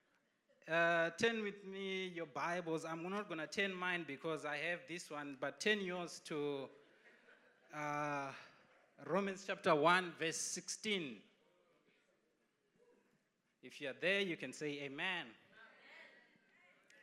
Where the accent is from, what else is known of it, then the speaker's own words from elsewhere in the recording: Zimbabwe; moved away; I'm from Zimbabwe